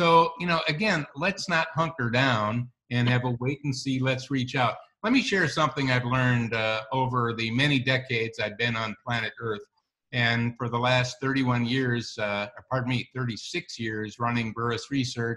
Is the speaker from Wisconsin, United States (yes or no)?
yes; Wisconsin, United States; I'm from Wisconsin